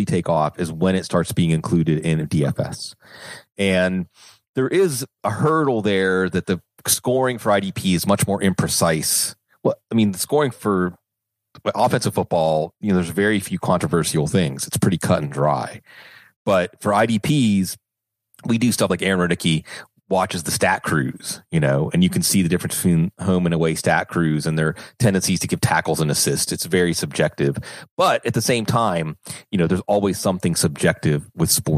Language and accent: English; Western Pennsylvania, United States; I grew up in Western Pennsylvania, the Steel Curtain, Jack Lambert